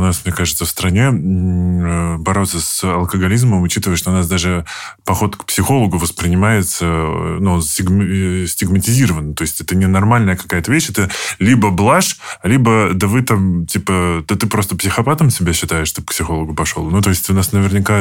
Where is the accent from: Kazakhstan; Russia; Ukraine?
Russia; Moscow Oblast; я из Подмосковья